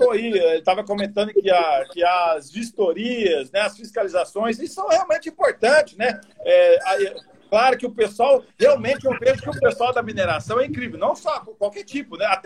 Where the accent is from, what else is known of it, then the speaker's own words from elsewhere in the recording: Acre, Brazil; born there; Eu também fui nascido no Acre